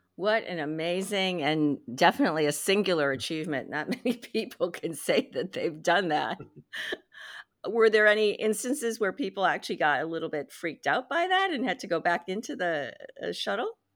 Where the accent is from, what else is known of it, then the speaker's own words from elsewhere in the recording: United States; I'm Chinese American